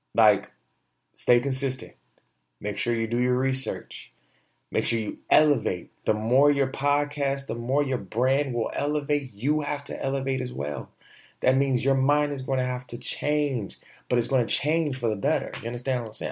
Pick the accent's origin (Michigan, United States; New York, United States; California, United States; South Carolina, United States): Michigan, United States; also born or lived in Orlando, Florida; I'm from Michigan. I was born in Florida. Yes, I was born in Orlando, in Michigan, right? That, not born in Michigan.